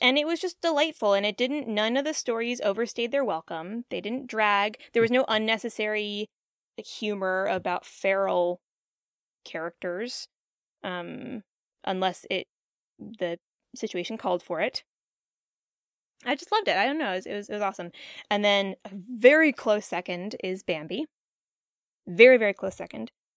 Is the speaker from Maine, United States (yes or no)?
no; West Virginia, United States; growing up in West Virginia